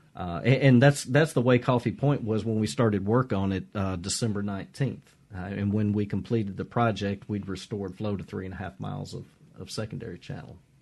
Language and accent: English; Mississippi, United States; I grew up fishing on the Mississippi River